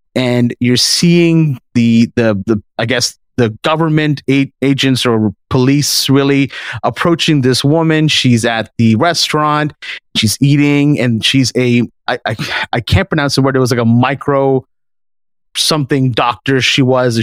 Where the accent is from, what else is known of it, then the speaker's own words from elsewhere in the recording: Canada; we're from Canada